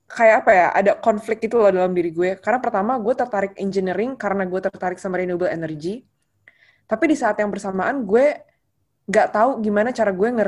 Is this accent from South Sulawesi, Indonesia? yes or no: no; Jakarta, Indonesia; mungkin sebagai orang Jakarta kayak kita nggak kekurangan energi men